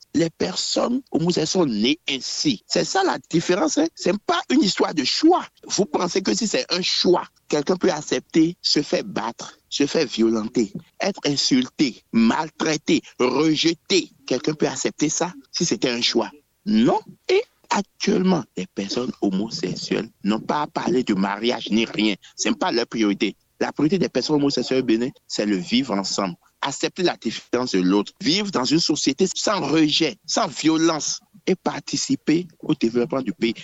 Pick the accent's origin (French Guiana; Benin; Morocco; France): Benin; nous, en tant qu'Africains d'abord et en tant que Béninois